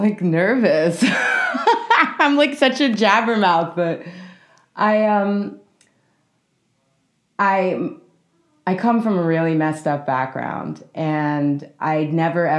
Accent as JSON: {"language": "English", "town": "New York City", "region": "New York", "country": "United States", "tie": "born or raised there", "said": "I'm from New York City, grew up in Manhattan"}